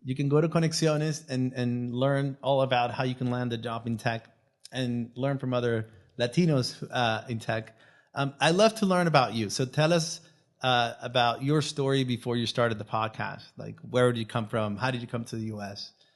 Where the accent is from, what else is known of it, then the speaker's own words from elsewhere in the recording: Venezuela; first language Spanish; English is a second language; moved away; I, I am Venezuelan. My first language is Spanish